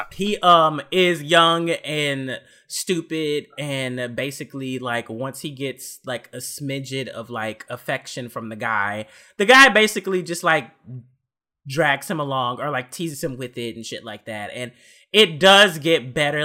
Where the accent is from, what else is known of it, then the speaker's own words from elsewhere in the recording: Texas, United States; moved away; I'm from Texas, so, like, I'm used to the heat